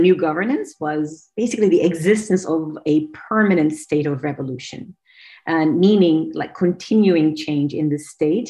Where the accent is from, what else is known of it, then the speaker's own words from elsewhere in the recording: Adana, Turkey; moved away as an adult; now in New York, United States; I came here for an MBA and I ended up staying here. I'm originally from Turkey, a city named Adana on the Mediterranean coast of Turkey.